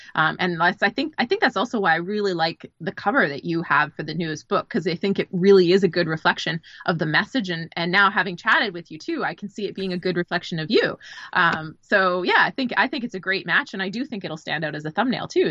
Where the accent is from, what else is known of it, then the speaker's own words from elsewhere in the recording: Canada; now in Los Angeles, United States; I'm originally a Canadian. I live in Los Angeles